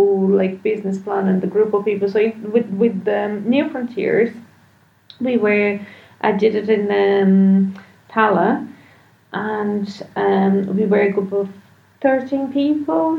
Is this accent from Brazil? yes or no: yes; Brazil; now in Ireland; I'm not Irish, I'm Brazilian